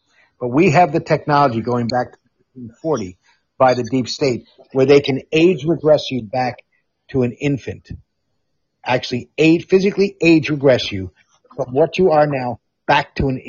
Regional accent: Amsterdam, North Holland, Netherlands; I'm on in the Netherlands, where I grew up in Amsterdam. When I went through high school from 69 to 73

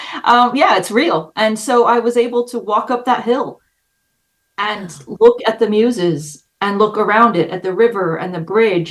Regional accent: Los Angeles, California, United States; moved away; I am from LA.

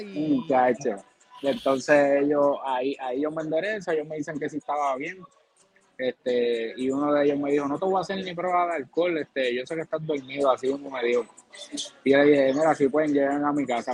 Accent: Villalba, Puerto Rico; yo soy natural de Villalba, Villalba, Puerto Rico

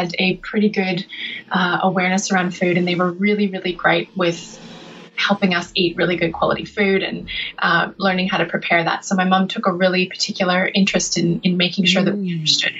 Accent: British Columbia and Alberta, Western Canada, Canada; moved away; I'm from the west side, the west coast. So in BC and Alberta, kind of both

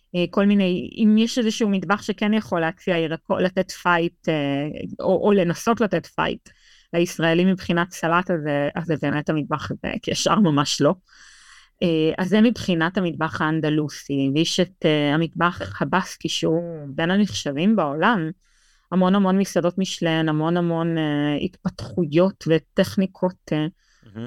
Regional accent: Israel; now in Madrid, Spain; לנו כישראלים

